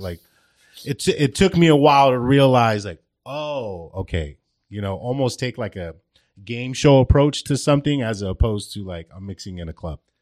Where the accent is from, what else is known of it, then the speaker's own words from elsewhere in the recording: Glendale, California, United States; I was born and raised in Glendale